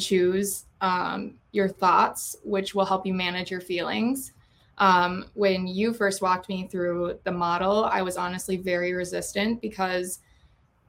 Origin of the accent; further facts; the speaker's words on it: Lakeville, Minnesota, United States; moved away as an adult; now in Eau Claire, United States; I grew up here in Lakeville